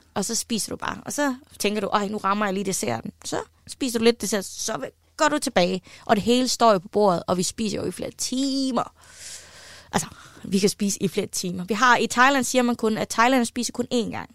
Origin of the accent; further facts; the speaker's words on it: West Jutland, Central Denmark Region, Denmark; så er jeg vokset op i Vestjylland